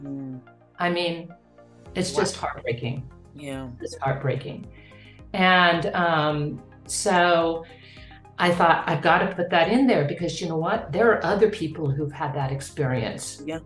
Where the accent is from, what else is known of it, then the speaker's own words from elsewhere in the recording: Kansas, United States; I grew up in Kansas